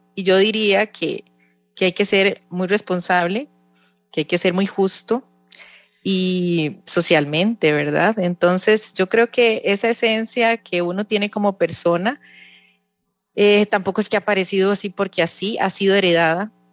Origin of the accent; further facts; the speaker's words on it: Costa Rica; nos identifica mucho como, como costarricenses, como campesinos